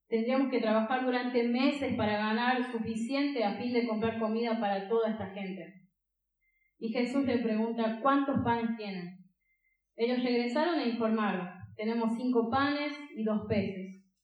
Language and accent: Spanish; Catamarca, Argentina; Yo soy de Catamarca.